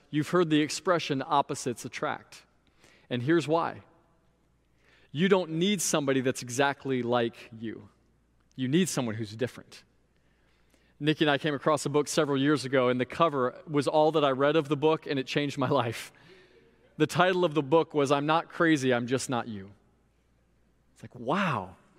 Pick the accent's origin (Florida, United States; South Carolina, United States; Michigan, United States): Florida, United States; Sebring; also born or lived in Indiana; my hometown of Sebring, Florida